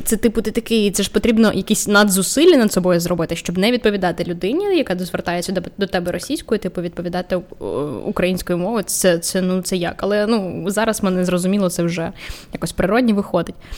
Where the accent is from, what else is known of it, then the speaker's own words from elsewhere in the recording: Vinnytsia, Vinnytsia Oblast, Ukraine; now in Kyiv, Ukraine; Я сама з Вінниці.